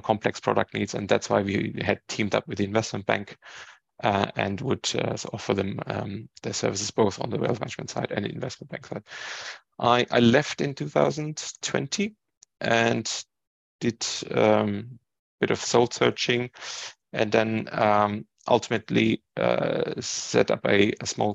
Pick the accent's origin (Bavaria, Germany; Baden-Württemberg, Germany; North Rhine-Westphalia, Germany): Bavaria, Germany; Ingolstadt; moved away as an adult; now in United Kingdom; I was born and raised in Germany. My parents came to Germany to study and met there, and then they just stayed there. I grew up in a small Bavarian town. In Ingolstadt